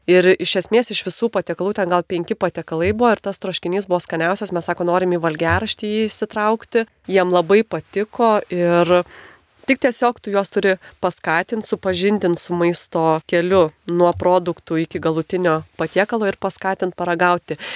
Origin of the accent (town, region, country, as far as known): Lithuania